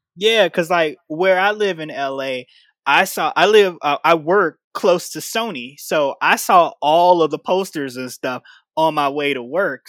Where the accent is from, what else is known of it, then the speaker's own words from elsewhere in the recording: Chicago, Illinois, United States; I'm from Chicago